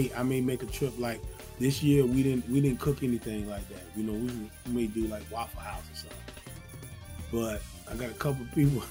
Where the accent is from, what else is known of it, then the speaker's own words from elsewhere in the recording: Zebulon, North Carolina, United States; now in Georgia, United States; I'm originally from North Carolina, Zebulon, North Carolina, to be exact. And I live in Georgia. I've been in Georgia for years